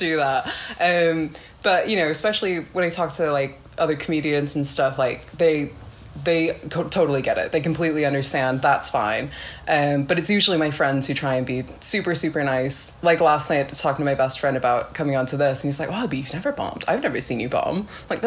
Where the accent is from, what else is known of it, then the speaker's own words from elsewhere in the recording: California, United States; moved away as an adult; now in Manchester, United Kingdom; I'm from California